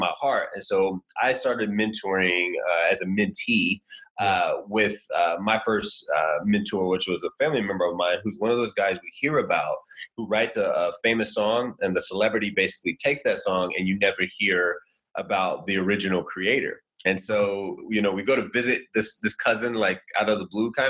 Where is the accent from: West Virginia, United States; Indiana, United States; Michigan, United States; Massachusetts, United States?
Indiana, United States; I'm from Indiana, a little small town